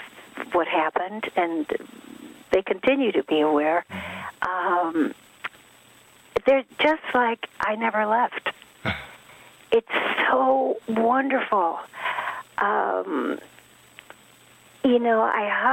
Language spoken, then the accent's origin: English; Fox Lake, Illinois, United States; English is a second language; also born or lived in Stockholm, Sweden / Valsjöbyn, Sweden; we went to a little town, well, it was little then, called Fox Lake, Illinois